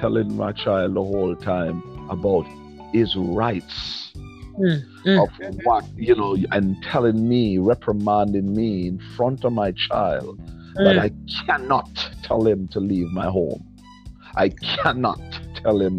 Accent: New York area, United States; we're from the New York area

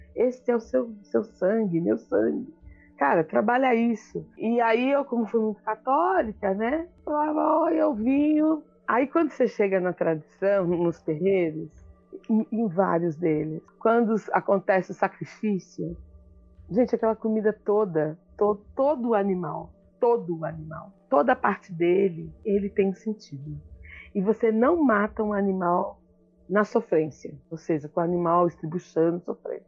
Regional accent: Mogi das Cruzes, São Paulo, Brazil; also born or lived in Acre; sou de Mogi das Cruzes, final da zona oeste do trem

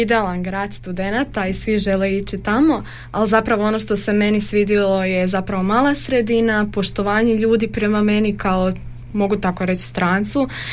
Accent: Zagreb, City of Zagreb, Croatia; moved away as an adult; now in Đakovo, Croatia; Ja dolazim iz Zagreba.

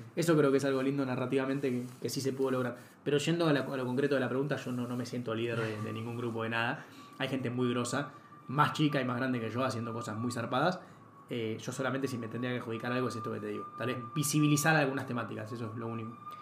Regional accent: Argentina

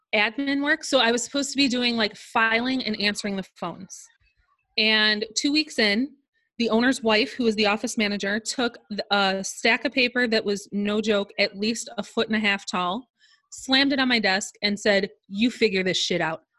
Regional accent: Chicago suburbs, Illinois, United States; I am from the Chicago suburbs

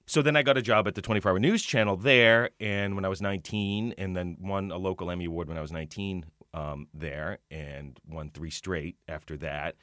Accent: Boston, Massachusetts, United States; I grew up in Boston

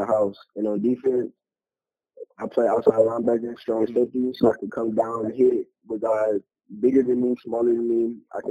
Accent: Detroit, Michigan, United States; now in Texas, United States; I'm originally from Detroit, Michigan

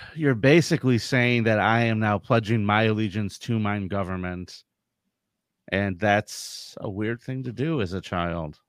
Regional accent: San Diego, California, United States; I grew up in San Diego

